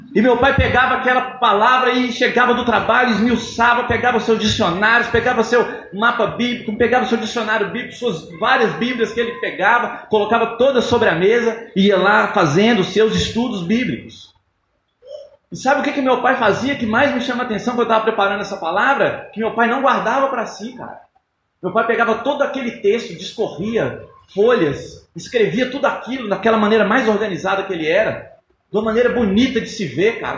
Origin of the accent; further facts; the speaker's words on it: Brazil; onde eu nasci, lá no bairro São Marcos